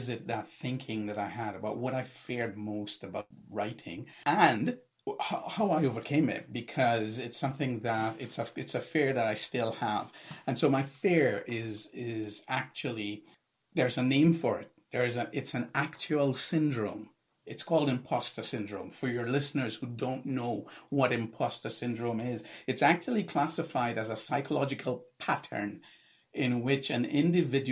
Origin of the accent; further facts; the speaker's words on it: Trinidad & Tobago; also born or lived in Toronto, Canada / Calgary, Canada; now in Ontario, Canada; I'm originally from Trinidad. I actually moved to Canada in the mid to late 80s